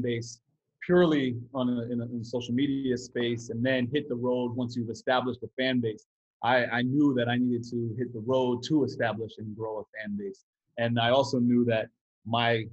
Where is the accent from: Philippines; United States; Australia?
United States; upstate New York; also born or lived in Brooklyn, New York; I spent the majority of my time in Brooklyn, but I grew up upstate New York, like went to high school upstate New York